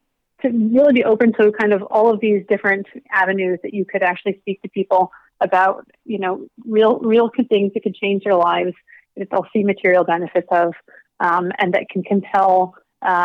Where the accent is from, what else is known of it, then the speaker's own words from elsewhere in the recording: South Dakota, United States; growing up in South Dakota